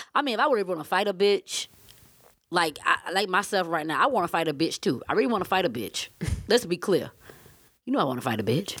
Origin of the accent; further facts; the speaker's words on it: Savannah, Georgia, United States; I'm from Savannah, Georgia